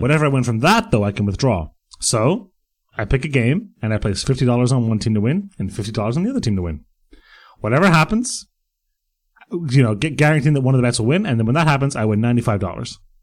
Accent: Bray, Leinster, Ireland; The Silver Strand in Bray, which is my hometown.

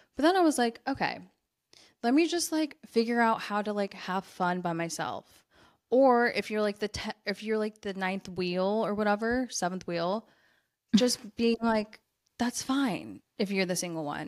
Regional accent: United States; I'm American.

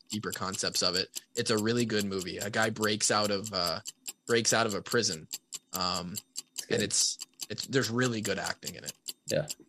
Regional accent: Marshalltown, Iowa, United States; my hometown house, the house that I grew up in in Marshalltown, Iowa

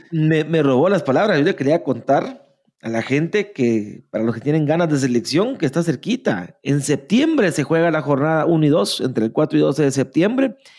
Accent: Guatemala; somos malinches, así, nacimos, en Guatemala

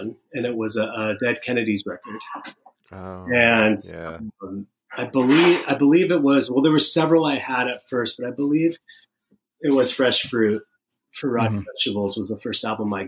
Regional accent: Sacramento, California, United States; I was born in Sacramento in 1974

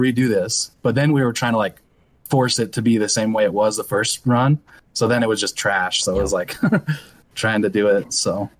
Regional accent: Nephi, Utah, United States; born or raised there

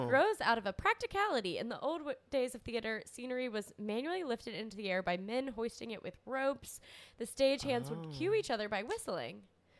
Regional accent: the South, United States; accent: southern; my little southern accent.

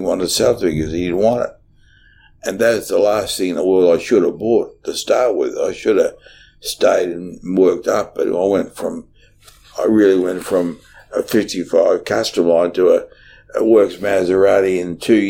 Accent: Brunswick, Victoria, Australia; because I came from Brunswick and trained in Brunswick

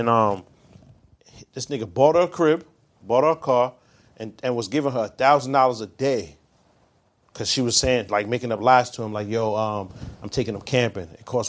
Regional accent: Brooklyn, New York, United States; I'm actually from Brooklyn

